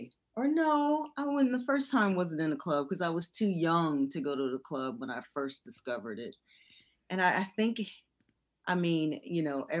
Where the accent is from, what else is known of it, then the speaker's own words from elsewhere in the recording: California, United States; also born or lived in Little Rock, Arkansas; I was born in Little Rock, Arkansas, but my mom moved us here to California when I was 5.